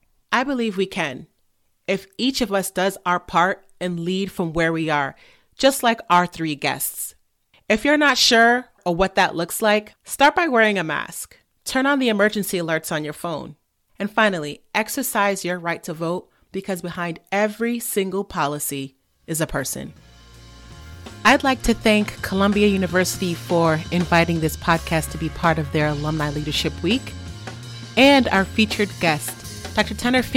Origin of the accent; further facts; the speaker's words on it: England, United Kingdom; England, you know that we have an aversion to pronouncing our R's.